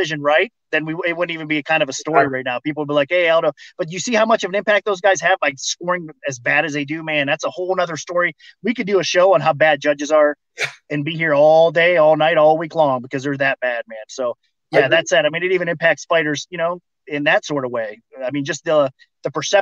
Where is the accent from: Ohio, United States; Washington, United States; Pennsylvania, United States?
Ohio, United States; moved away as an adult; now in Las Vegas, United States; I miss Ohio. That's going to always be my home state